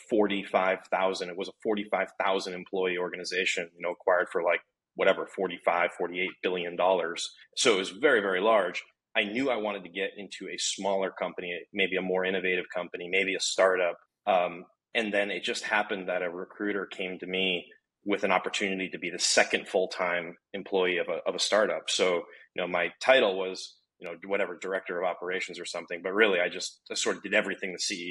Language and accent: English; Connecticut, United States; I'm Connecticut born and bred.